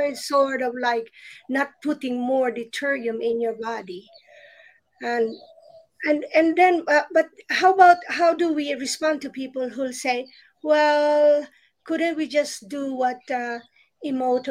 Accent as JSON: {"language": "English", "country": "Philippines", "tie": "born or raised there", "said": "I remember growing up in the Philippines"}